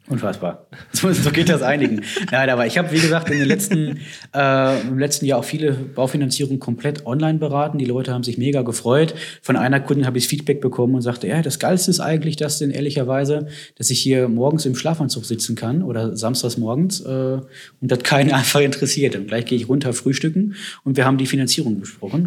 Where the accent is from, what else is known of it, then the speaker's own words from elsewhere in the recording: Herdecke, Witten, Dortmund area, North Rhine-Westphalia, Germany; wo ich herkomme, Herdecke, Witten, Dortmund, die Ecke